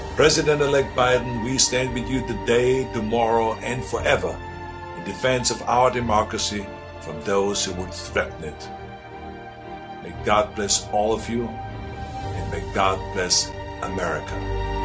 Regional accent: Austria; moved away as an adult; now in United States; I grew up in Austria

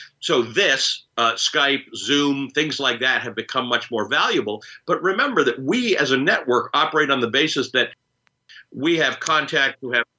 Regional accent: Canada; also born or lived in Kenya; I'm a Kenyan-born Muslim who grew up in Canada

